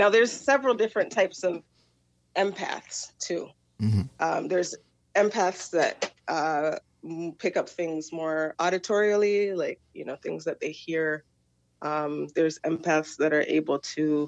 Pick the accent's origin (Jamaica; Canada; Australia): Jamaica; as Jamaican people